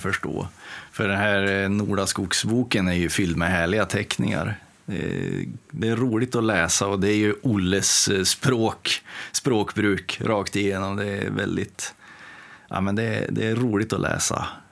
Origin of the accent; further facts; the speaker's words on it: Timrå, Västernorrland County, Sweden; moved away as an adult; also born or lived in Motala; now in Gothenburg, Sweden; jag kommer ju från Timrå ursprungligen då och eh, bodde där och eh, verkade fram tills jag fyllde 20